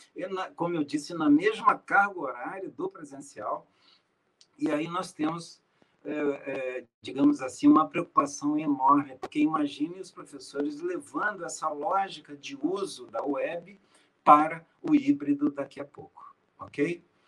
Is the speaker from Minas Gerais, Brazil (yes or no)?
yes; Minas Gerais, Brazil; Eu sou mineiro